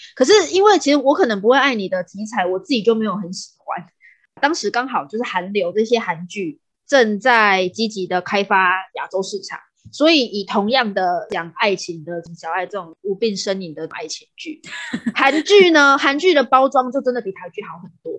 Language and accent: Chinese; Taiwan; 因为我们是台湾人